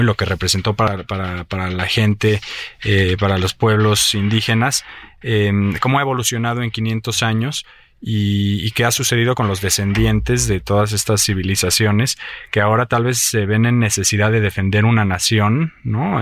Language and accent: Spanish; Mexico; lo que yo vivo como mexicano